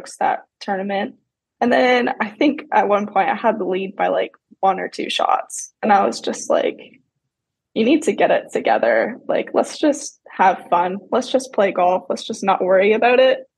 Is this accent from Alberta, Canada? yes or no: no; Tilbury, Ontario, Canada; moved away as an adult; also born or lived in Georgia / Mercer University (Georgia); now in United States; I grew up in Tilbury, Ontario, Canada, which is like 12 hours from Bennington, Vermont